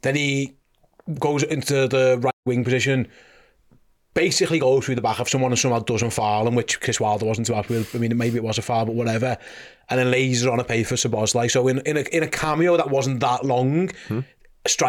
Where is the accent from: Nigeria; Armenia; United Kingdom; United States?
United Kingdom; Liverpool, North West England; I'm a Scouser too.